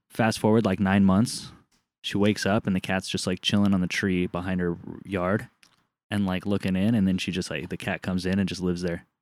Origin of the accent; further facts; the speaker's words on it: Southern California, United States; moved away; I grew up in Southern California